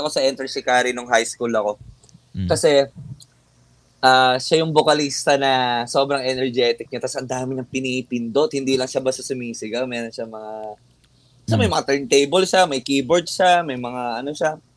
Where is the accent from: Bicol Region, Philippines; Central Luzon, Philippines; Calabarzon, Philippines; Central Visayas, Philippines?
Central Luzon, Philippines; Since taga dito lahat kami, taga Bulacan